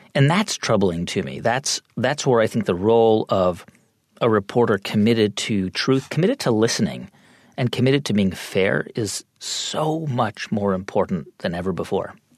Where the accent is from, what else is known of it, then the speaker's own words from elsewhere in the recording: California, United States; moved away as an adult; I grew up in California and I grew up in a pretty diverse community